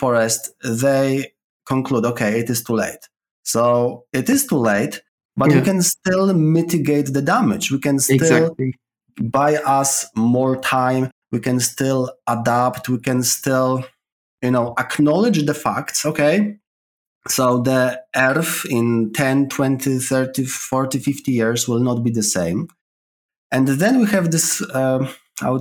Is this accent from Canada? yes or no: no; Poland; accent: Polish; English is a second language; moved away as an adult; now in London, United Kingdom; my accent is coming from Poland